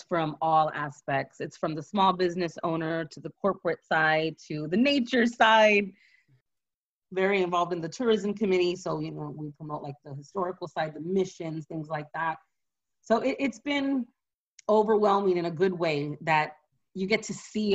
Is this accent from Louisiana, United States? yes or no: no; San Antonio, Texas, United States; I'm from the South Side. You know, I grew up with, you know, middle-class parents